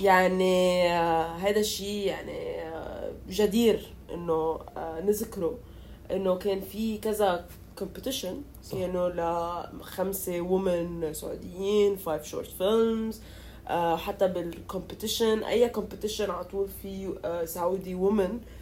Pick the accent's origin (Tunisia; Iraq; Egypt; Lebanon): Lebanon; كلبنانية إنه نحن